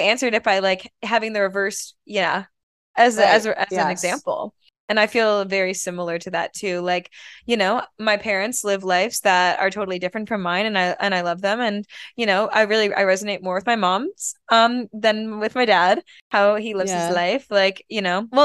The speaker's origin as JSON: {"language": "English", "region": "Michigan", "country": "United States", "tie": "born or raised there", "said": "growing up in Michigan, the Midwest"}